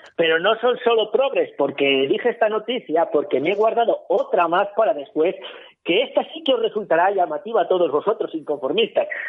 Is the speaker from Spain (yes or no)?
yes; Spain